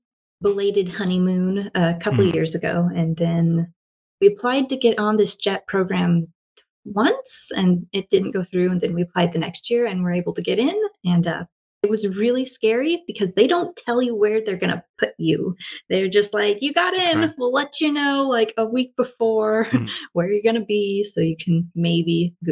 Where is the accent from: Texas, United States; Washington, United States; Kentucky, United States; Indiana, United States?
Washington, United States; also born or lived in Oregon; now in Japan; So I grew up in Washington State, kind of, and moved around a lot. And I currently live in Japan